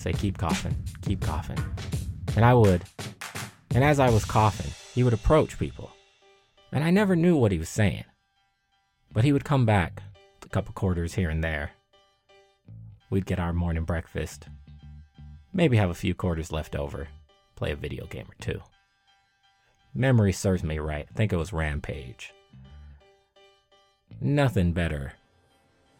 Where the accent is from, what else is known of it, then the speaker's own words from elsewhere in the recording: Long Beach, California, United States; I was growing up in Long Beach, California